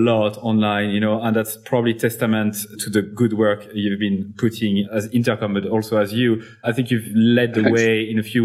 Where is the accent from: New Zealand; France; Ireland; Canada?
France; Clermont-Ferrand, Auvergne-Rhône-Alpes; a company from my hometown, actually, Michelin